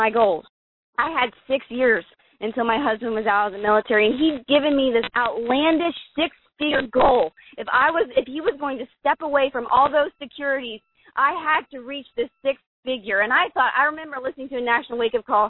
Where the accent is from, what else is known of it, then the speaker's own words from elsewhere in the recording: Columbus, Ohio, United States; moved away; Columbus, Ohio, my hometown